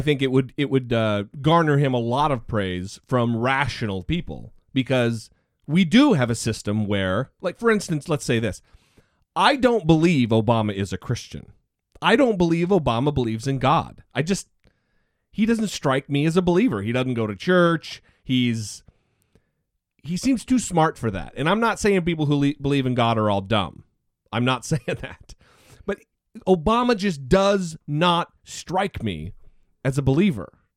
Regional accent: Orofino, Idaho, United States; moved away; the Idaho State Mental Hospital happens to also be in my hometown

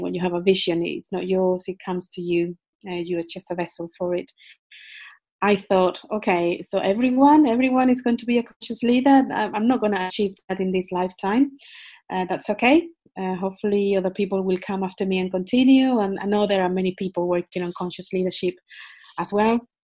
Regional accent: Spain; English is a second language; moved away as an adult; also born or lived in United Kingdom; I was born in Spain

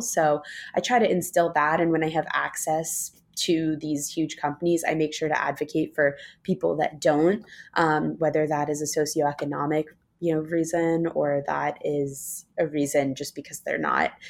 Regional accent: New York City, New York, United States; moved away as an adult; also born or lived in Los Angeles; I grew up in New York City on the Upper East Side

